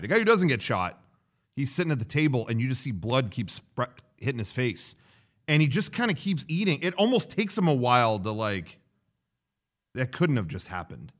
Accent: United States

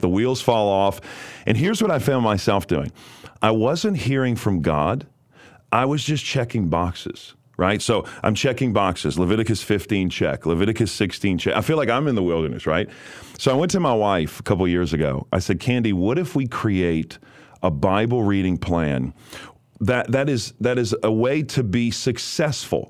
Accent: New Orleans, Louisiana, United States; I was raised in New Orleans, Louisiana

